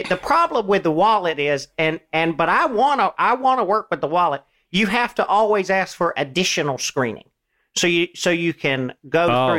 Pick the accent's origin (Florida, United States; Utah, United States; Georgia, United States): Georgia, United States; accent: Southern; I'm from Georgia.